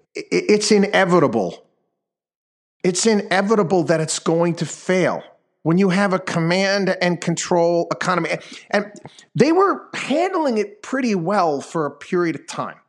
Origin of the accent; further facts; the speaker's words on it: Albany, New York, United States; moved away; my hometown, uh, of Albany, New York.